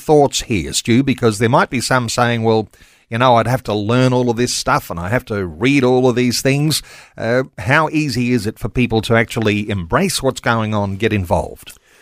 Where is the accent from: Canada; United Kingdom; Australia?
Australia; here we are in Australia